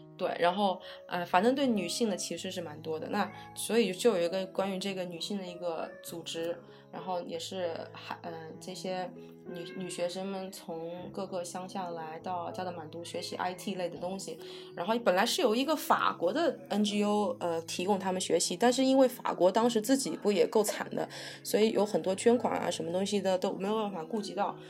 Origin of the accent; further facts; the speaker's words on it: Fujian, China; moved away; 我老家是福建人